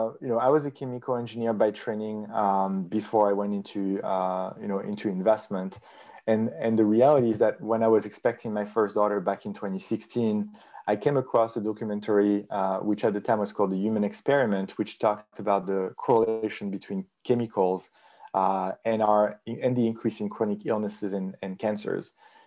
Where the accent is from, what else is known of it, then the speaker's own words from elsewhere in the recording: South Africa; So Nico, I'm from South Africa